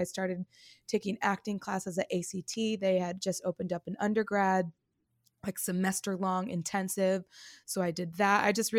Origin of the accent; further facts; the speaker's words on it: California, United States; moved away as an adult; I am from the Bay Area in California. Mm-hmm. I lived there until I was about 24.